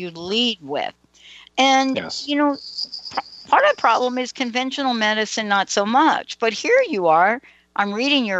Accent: East Coast, United States; moved away; I'm from the East Coast

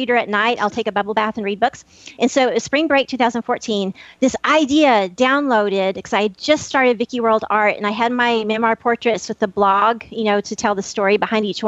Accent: Happy, Texas, United States; I'm from Happy, Texas, the town without a frown

